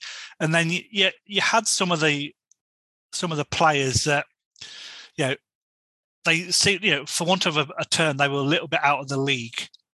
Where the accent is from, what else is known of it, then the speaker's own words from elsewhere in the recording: England, United Kingdom; No, I'm from England and I follow you guys on.